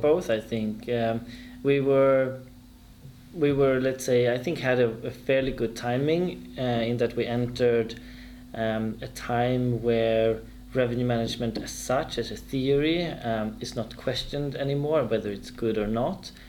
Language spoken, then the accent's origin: English; Stockholm, Stockholm County, Sweden; born or raised there; moved away as an adult; also born or lived in Frankfurt, Germany; now in Germany